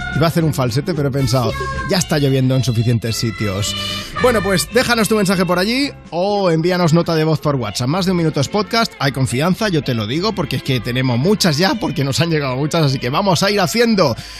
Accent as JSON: {"language": "Spanish", "town": "Barcelona", "region": "Catalonia", "country": "Spain", "tie": "born or raised there", "said": "Yo, yo soy de Barcelona, Barcelona ciudad, y desde que era pequeño tenía suerte porque yo soy de Nou Barris"}